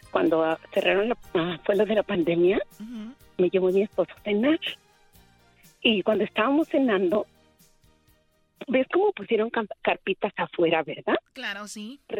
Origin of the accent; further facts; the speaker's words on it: Mexico City, Mexico; Yo soy del DF y yo no agarro chusma.